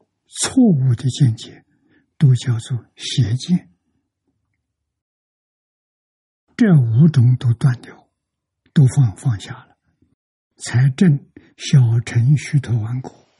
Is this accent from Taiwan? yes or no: no; China; 我们中国人